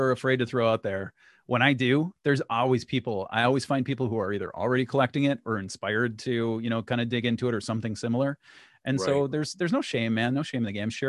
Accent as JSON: {"language": "English", "region": "Minnesota", "country": "United States", "said": "I'm from Minnesota"}